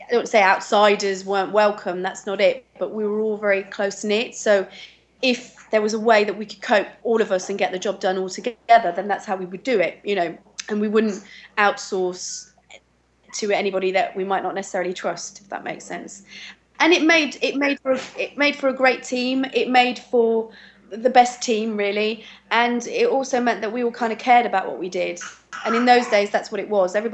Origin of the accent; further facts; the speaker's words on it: England, United Kingdom; even though I'm really English, uh, as soon as I start speaking a foreign language, I, I have that French accent to it